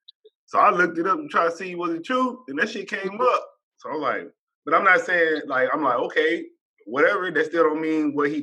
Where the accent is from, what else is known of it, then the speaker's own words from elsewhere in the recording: San Diego, California, United States; I'm from San Diego.